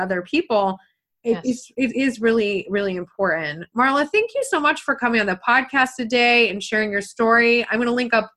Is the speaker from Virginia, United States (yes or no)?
no; small town east of Potsdam, New York, United States; I'm actually from a really small town that's 30 minutes east of Potsdam